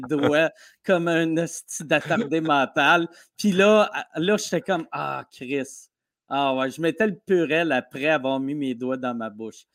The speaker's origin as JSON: {"language": "French", "country": "Canada", "accent": "Canadian (in English)", "said": "j'ai l'accent canadien"}